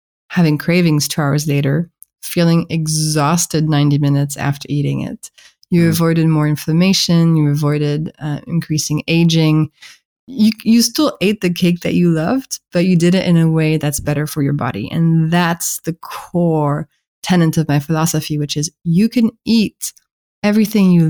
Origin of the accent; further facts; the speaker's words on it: France; accent: French; English is a second language; my French accent is betraying me